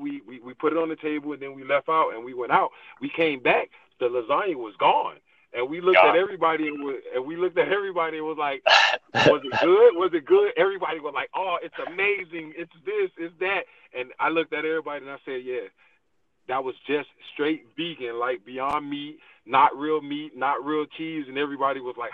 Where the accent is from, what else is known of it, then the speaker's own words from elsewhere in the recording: Miami, Florida, United States; now in Atlanta, United States; I'm originally from Miami, Florida, but I currently live in Atlanta, Georgia.